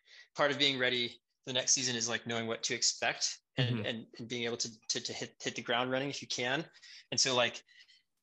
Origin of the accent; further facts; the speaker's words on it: Houston, Texas, United States; I'm from Houston.